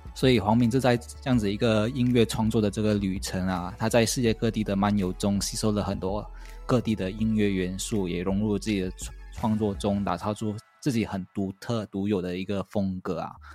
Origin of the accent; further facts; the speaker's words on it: Malaysia; 我是一个马来西亚人